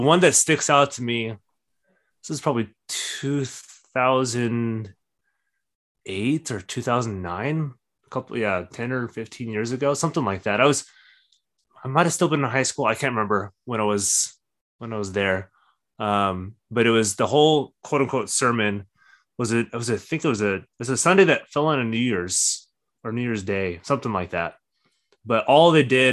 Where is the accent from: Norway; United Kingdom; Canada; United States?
United States; Orange County, California; now in San Diego, United States; because I grew up in Orange County